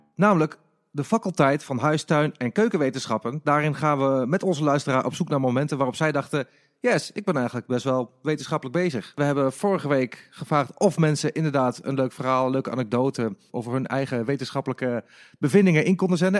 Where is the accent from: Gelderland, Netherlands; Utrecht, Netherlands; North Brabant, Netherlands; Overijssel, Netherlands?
Overijssel, Netherlands; Enschede; moved away; ik kom oorspronkelijk uit Enschede